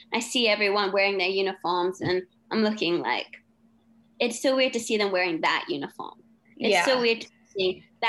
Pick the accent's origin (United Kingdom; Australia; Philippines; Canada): Australia; also born or lived in Hong Kong; I was always going to go to school in either Australia or England because I am Australian and I love England.